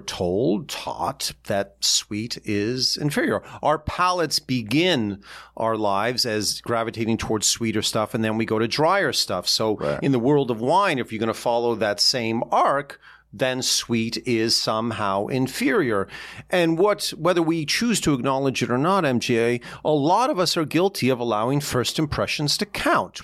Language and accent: English; Toronto, Ontario, Canada; moved away as an adult; now in New York City, United States; Growing up in Ontario